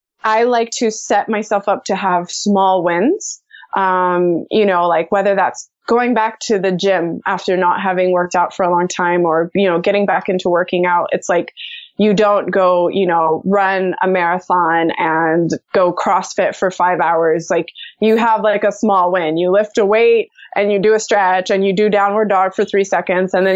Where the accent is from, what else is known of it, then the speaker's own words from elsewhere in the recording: United States; also born or lived in Austin, Texas; I grew up in the United States